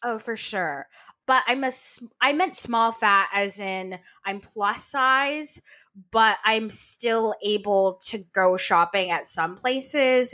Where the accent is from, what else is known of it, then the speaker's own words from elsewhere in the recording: Vermont, United States; I'm from Vermont